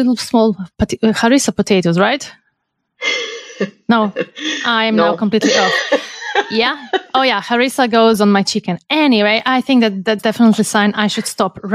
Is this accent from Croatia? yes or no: yes; Croatia; I'm from Croatia.